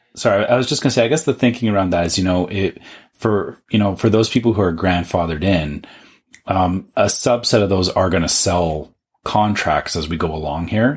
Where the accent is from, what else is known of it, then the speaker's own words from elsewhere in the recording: Canada; as a Canadian